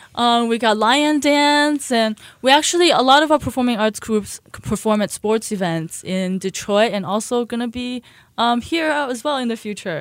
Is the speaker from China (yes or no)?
yes; Shanghai, China; moved away; also born or lived in Buffalo, New York; I was born in Shanghai